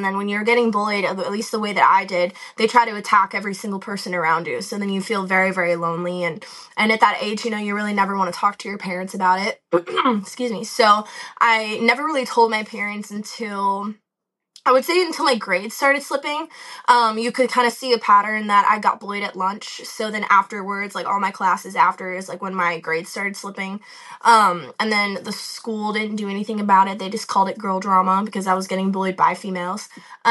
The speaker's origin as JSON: {"language": "English", "town": "Boca Raton", "region": "Florida", "country": "United States", "tie": "born or raised there", "moved": "as an adult", "lives_now": "Nashville, United States", "said": "I live in Nashville, but I'm actually originally from South Florida, Boca Raton, East Coast"}